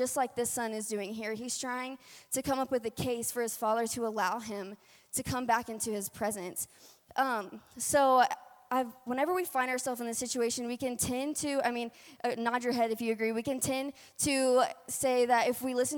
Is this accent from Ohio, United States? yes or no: no; Louisiana, United States; accent: twang; now in Colorado, United States; I am from Louisiana. So if you do hear a little bit of twang in my voice tonight, that's where it's coming from.